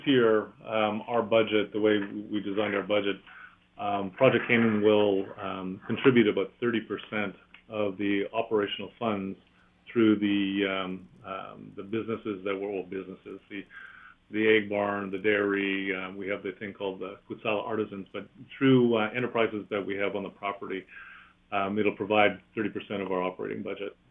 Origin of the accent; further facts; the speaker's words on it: Nepean, Ontario, Canada; moved away; also born or lived in Ottawa; Born in Ottawa, grew up in Nepean, so I'm a Canadian as well